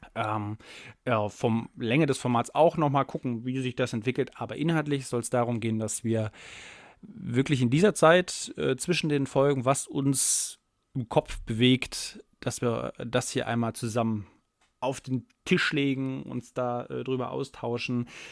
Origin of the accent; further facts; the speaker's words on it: Saxony, Germany; wir sind beide aus Sachsen